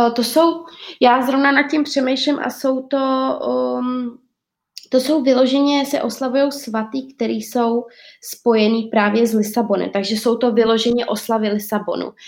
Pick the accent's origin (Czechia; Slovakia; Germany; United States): Czechia; now in Portugal; já jsem od Česka úplně odříznutá